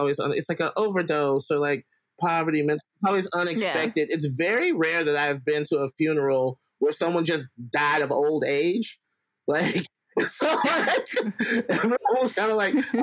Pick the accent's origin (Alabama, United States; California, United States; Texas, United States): Alabama, United States; moved away; I grew up in Alabama, so all my family's in Alabama